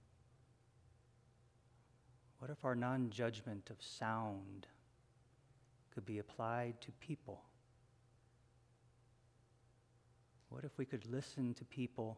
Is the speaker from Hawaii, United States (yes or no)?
yes; Hawaii, United States; my sister and I grew up in Hawaii